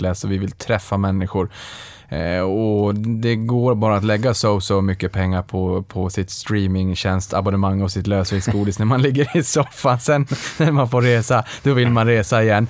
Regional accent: Boden, Norrbotten County, Sweden; moved away; jag är från Boden

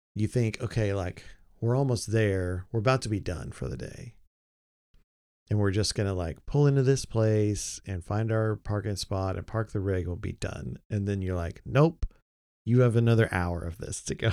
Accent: Oklahoma, United States; moved away; also born or lived in Texas; growing up in Oklahoma, living a long time in Texas

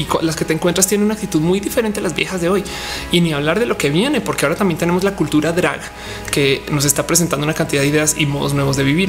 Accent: Guanajuato, Mexico; also born or lived in Colombia; Yo soy de Guanajuato, el estado más panista del país.

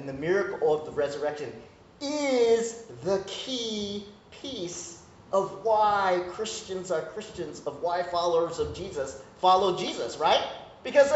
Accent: United States; I'm Korean American, so I came up in the immigrant Korean church

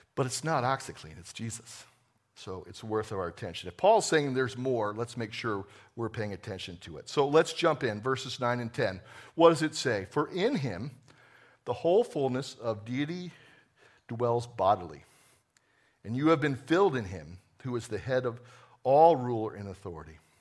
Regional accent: New Jersey, United States; I was born in New Jersey a long time ago

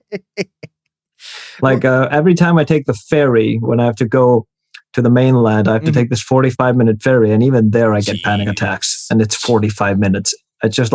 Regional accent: Iceland; I'm from Iceland

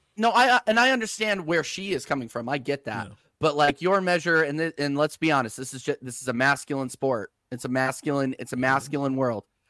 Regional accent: United States; I'm an American

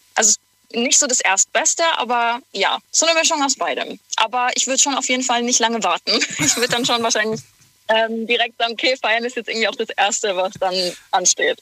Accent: near Karlsruhe, Baden-Württemberg, Germany; in der Nähe von Karlsruhe

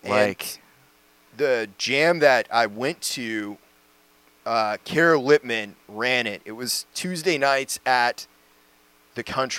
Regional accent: Northern New England, United States; moved away; There was this record store in my hometown called Bull Moose. And they're Northern New England chain.

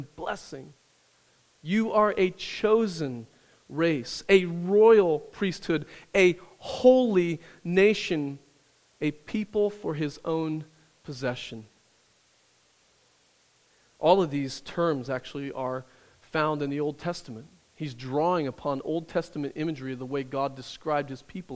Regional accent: Midwest, United States; where I grew up in the Midwest.

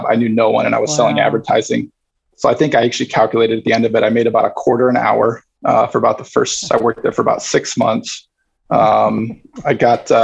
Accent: Massillon, Ohio, United States; I grew up Northeast Ohio. So a little high school football town called Maslin.

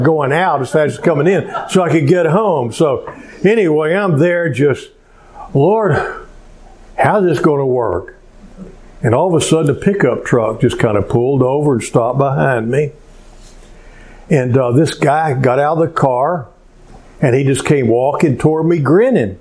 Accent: Cleveland, Texas, United States; also born or lived in Spring, Texas; my hometown of Cleveland

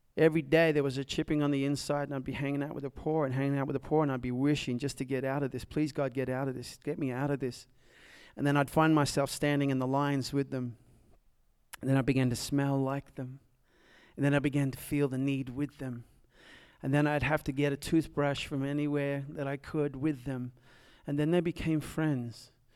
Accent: Nashville, Tennessee, United States; also born or lived in Dallas, Texas; As you can probably tell from my accent, I am from south of here on Nolansville Road.

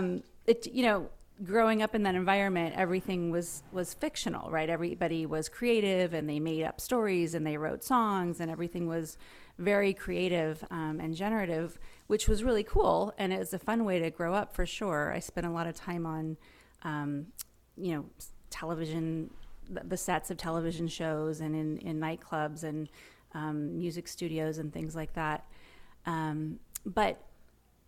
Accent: Los Angeles, California, United States; I grew up in Hollywood, and my parents were in the entertainment business.

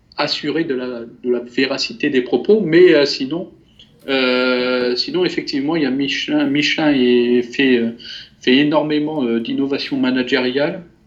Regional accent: France; même si je suis français, j'ai j'ai été euh, élevé euh, dans, la multiculturalité

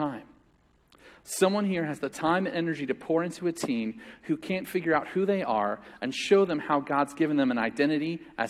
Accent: United States; as American Christians

